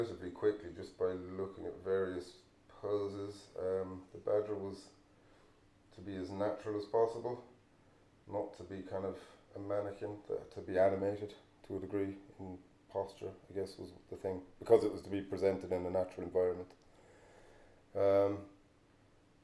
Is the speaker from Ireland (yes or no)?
yes; Kilnaboy, County Clare, Ireland; I'm from Kilnaboy, grew up in Kilnaboy, which is, you could argue it's just off of the Burren